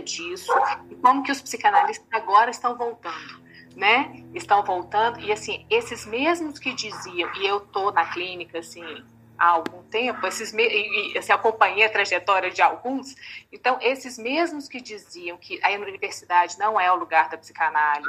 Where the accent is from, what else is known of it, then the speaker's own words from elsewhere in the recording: Belo Horizonte, Minas Gerais, Brazil; eu sou de Belo Horizonte